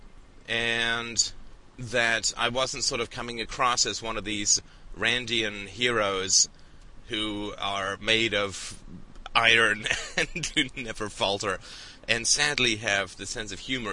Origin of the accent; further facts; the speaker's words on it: England, United Kingdom; I grew up in England, went to boarding school